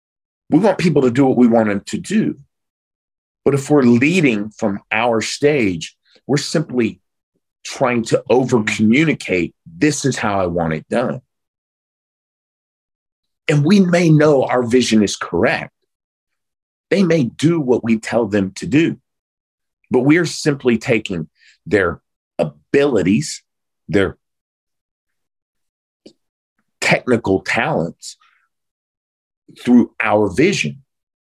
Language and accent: English; Oklahoma, United States; I grew up in a small blue collar town in Oklahoma.